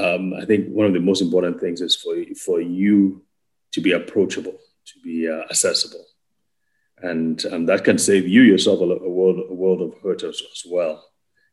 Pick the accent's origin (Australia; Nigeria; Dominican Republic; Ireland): Nigeria; also born or lived in Wales (possibly ASR error) / United States; now in Abuja, Nigeria; I grew up in Wales. I'm from Nigeria.